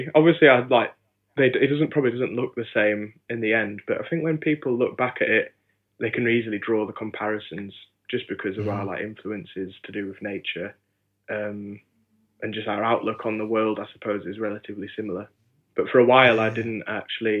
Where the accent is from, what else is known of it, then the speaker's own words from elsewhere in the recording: Hebden Bridge, Yorkshire and the Humber, United Kingdom; I grew up in West Yorkshire in a lovely small town called Hebden Bridge.